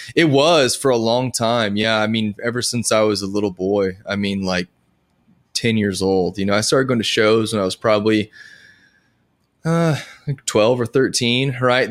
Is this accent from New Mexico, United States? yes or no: yes; Edgewood, New Mexico, United States; now in Nashville, United States; I grew up in New Mexico